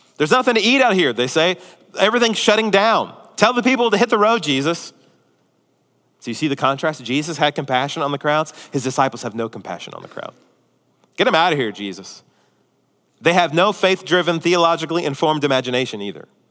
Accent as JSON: {"language": "English", "town": "Houston", "region": "Texas", "country": "United States", "tie": "born or raised there", "also_born_or_lived": "Spring, Texas / Tomball, Texas", "said": "Mine's the greater Houston area"}